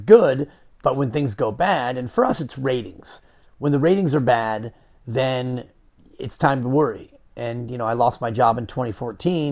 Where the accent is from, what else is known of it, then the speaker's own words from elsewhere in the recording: Fairfax, California, United States; growing up on Cascade Drive in Fairfax